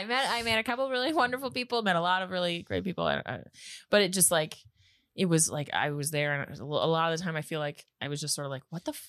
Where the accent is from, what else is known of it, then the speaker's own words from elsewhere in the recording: Grande Prairie, Alberta, Canada; also born or lived in Toronto / Moncton / Halifax; now in Prince Edward Island, Canada; Well, I'm not from Toronto. I'm from Grand Prairie, Alberta.